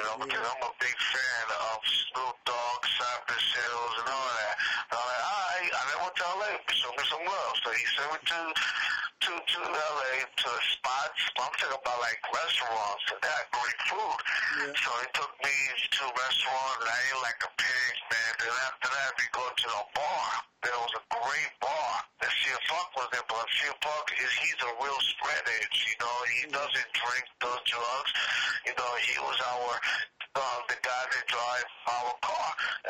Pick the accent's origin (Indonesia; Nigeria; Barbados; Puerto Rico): Puerto Rico; I said, "No, I'm from Puerto Rico."